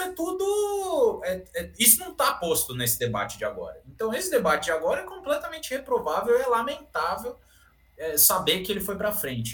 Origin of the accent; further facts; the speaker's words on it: São Paulo, Brazil; Eu, como bom paulistano aqui